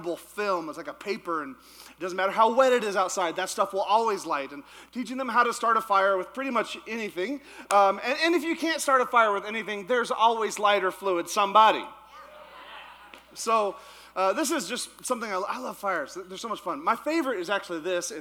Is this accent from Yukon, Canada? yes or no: yes; Yukon, Canada; moved away; I actually grew up in the Yukon, which is not Alaska. It's actually in Canada.